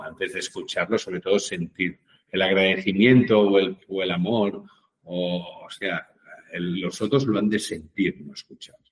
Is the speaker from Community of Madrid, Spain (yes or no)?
no; Catalonia, Spain; como buen catalán